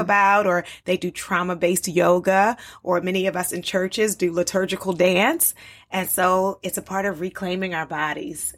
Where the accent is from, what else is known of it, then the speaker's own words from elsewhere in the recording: Baltimore, Maryland, United States; moved away as an adult; also born or lived in Liberia / North Carolina; I grew up in Baltimore